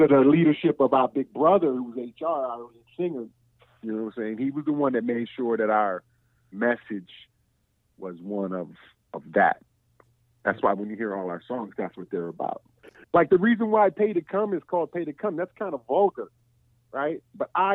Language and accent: English; Washington, District of Columbia, United States; I'm from Southeast DC and I grew up hearing that people from Virginia or whatever country, we call them Bammers, is South